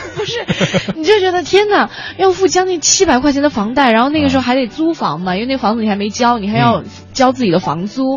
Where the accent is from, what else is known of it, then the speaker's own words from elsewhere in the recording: southern China, China; now in Beijing, China; 像我们很多，尤其是南方的人